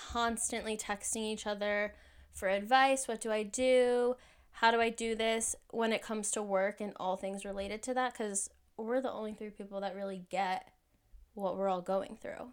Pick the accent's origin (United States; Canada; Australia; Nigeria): United States; New Jersey; moved away as an adult; now in Washington, D.C., United States; I am originally from New Jersey